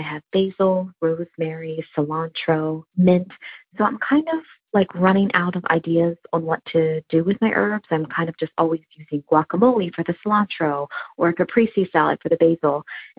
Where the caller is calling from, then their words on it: Virginia Beach, Virginia, United States; I'm calling from Virginia Beach, Virginia.